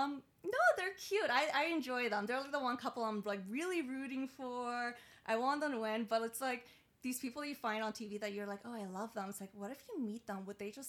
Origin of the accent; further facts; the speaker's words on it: Iran; I've got like a real foreign family. Like I immigrated from Iran, so like just growing up, like I don't think I was even allowed to date.